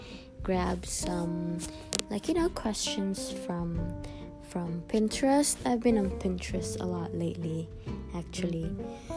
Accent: Philippines; now in Miami, United States; I am Filipino, he is Nicaraguan, and I was born in the Philippines

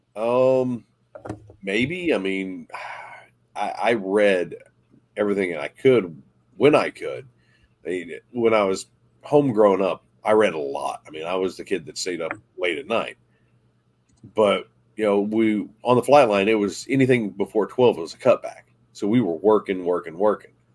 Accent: Southern West Virginia, United States; growing up in Southern West Virginia, it wasn't easy

